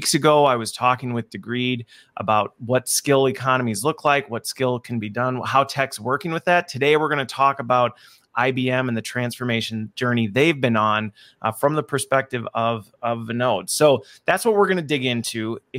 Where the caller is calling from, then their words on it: Wisconsin, United States; So I am joining from Wisconsin, where it is a balmy, humid day.